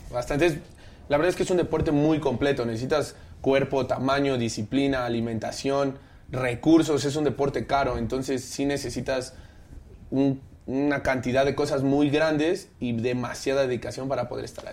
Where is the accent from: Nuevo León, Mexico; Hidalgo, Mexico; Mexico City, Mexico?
Mexico City, Mexico; De aquí, del DF